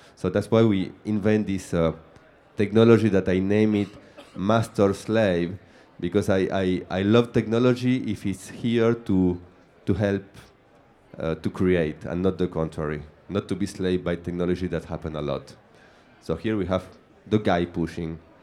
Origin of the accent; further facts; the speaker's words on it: Argentina; English is a second language; now in Paris, France; I am from Argentina, so I am a guy who live upside down in Paris